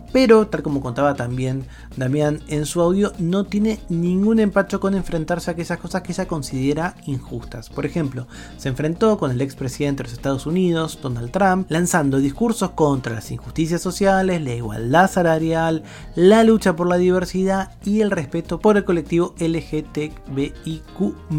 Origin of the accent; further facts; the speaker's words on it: Argentina; mi país, en Argentina